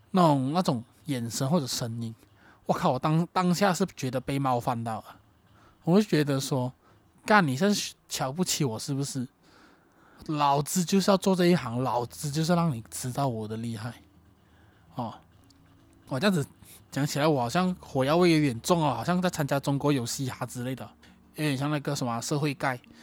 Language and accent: Chinese; Johor, Malaysia; moved away as an adult; also born or lived in Kuala Lumpur; 那我家乡在瑞罗富